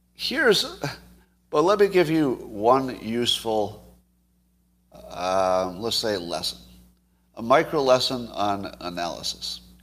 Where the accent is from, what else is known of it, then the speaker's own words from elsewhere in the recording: United States; as an American